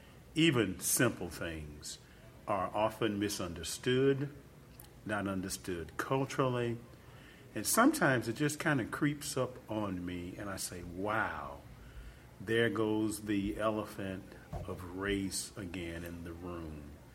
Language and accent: English; Jackson, Mississippi, United States; I grew up in Jackson, Mississippi. I'm a child of the 60s and 70s.